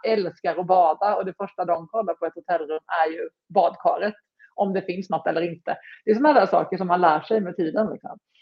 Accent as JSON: {"language": "Swedish", "region": "Småland", "country": "Sweden", "accent": "Småland", "said": "jag är ju smålänning som man hör"}